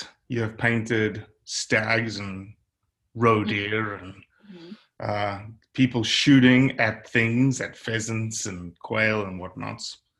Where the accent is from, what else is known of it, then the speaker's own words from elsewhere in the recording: South Africa; now in United States; obviously I'm from South Africa.